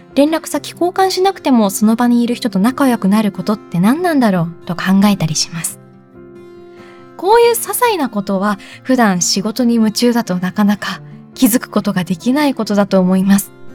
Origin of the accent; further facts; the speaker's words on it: Japan; 自分が生まれ育った国